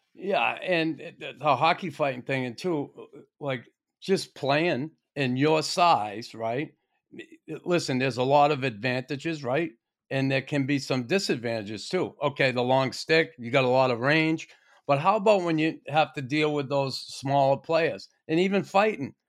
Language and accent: English; Boston, Massachusetts, United States; me as an American kid growing up in Boston